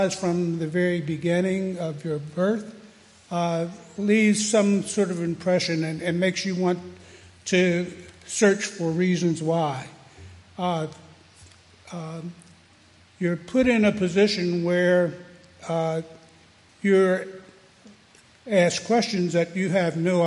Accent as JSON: {"language": "English", "town": "Frederick", "region": "Maryland", "country": "United States", "tie": "born or raised there", "said": "I grew up here in Frederick, native, went to school in Frederick at the time"}